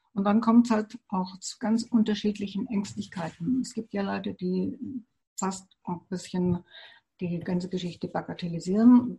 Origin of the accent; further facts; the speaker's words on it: Germany; bei uns in Deutschland